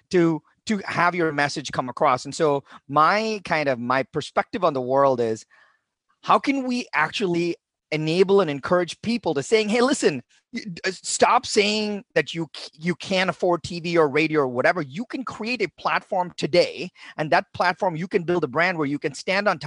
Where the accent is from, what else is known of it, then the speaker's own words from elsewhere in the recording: India; moved away as an adult; now in United States; I was born in India, and my dad was a professor of English at a local university, made no money